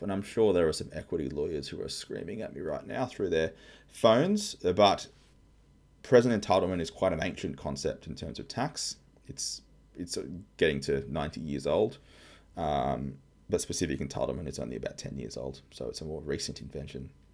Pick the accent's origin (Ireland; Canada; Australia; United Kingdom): Australia; I'm an Aussie tax lawyer